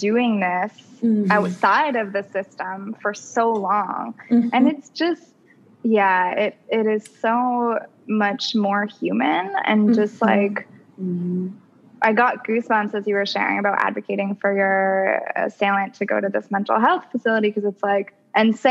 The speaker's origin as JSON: {"language": "English", "country": "Canada", "said": "I'm from Canada"}